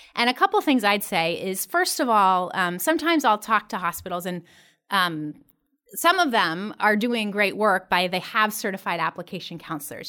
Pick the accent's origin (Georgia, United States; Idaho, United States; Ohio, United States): Ohio, United States; Columbus; my hometown, Columbus, Ohio